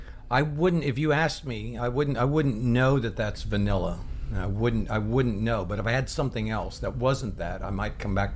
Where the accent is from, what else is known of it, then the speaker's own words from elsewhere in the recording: Oklahoma, United States; I was lucky growing up in Oklahoma because by the time I was born, we had a big family